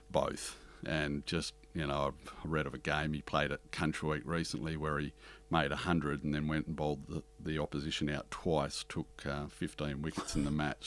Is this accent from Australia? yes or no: yes; Harvey, Western Australia, Australia; the town where we grew up in Western Australia, Harvey